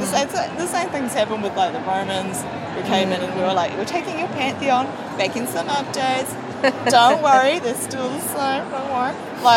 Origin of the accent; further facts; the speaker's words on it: New Zealand; I am from New Zealand